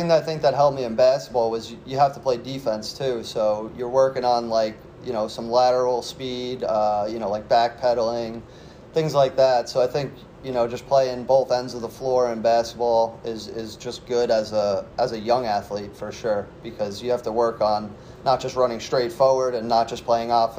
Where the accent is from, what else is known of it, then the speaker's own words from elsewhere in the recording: Long Island, New York, United States; growing up on Long Island